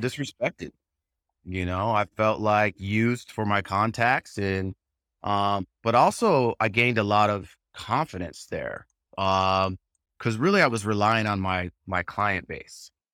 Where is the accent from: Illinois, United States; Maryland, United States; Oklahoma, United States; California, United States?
California, United States; Southern; I live in Southern California, I'm from Southern California